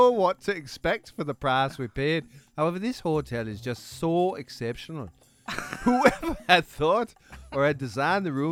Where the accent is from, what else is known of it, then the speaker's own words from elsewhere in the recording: Vienna, Austria; Ich kann ja auch yeah. als Wiener antworten.